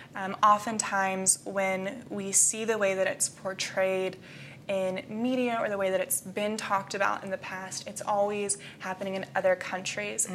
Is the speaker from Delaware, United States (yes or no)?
no; Jacksonville, Florida, United States; moved away as an adult; now in Indiana, United States; I was born and raised in Jacksonville, Florida